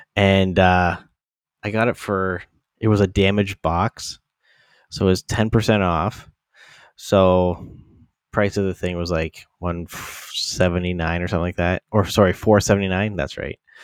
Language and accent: English; London, Ontario, Canada; my hometown London